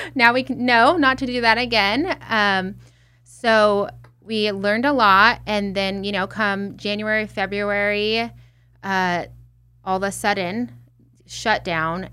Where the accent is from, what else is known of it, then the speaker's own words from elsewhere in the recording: Redlands, California, United States; my hometown, Redlands, California